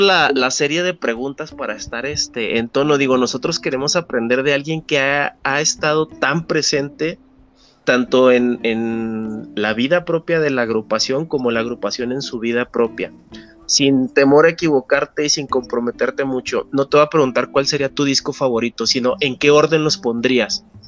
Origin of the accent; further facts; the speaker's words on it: Ciudad Juárez, Chihuahua, Mexico; now in Mexico City, Mexico; venir también de frontera de Ciudad Juárez, el vivir aquí en México es aclimatarse